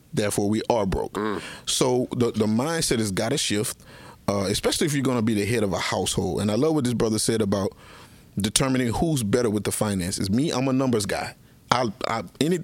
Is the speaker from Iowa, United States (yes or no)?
no; Plaquemine, Louisiana, United States; I grew up in Plaquemine, but we grew up in the areas called Down the Bayou, really impoverished